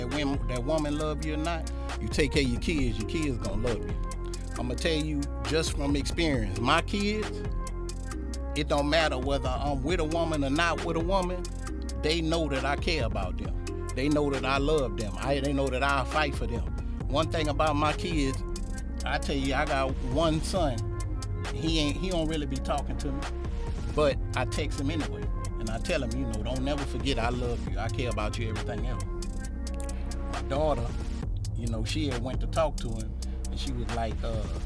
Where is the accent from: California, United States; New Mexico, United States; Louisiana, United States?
Louisiana, United States; Ascension Parish; also born or lived in Baton Rouge, Louisiana; I'm from Ascension Parish